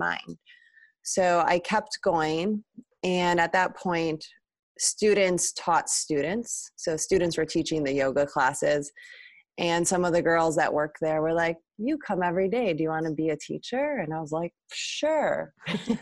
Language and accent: English; Milwaukee, Wisconsin, United States; I'm also a Midwesterner. I'm from Milwaukee, Wisconsin.